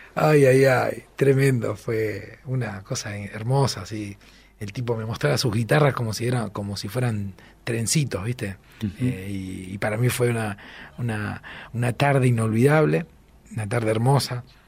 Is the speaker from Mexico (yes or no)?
no; Rosario, Santa Fe, Argentina; soy de Rosario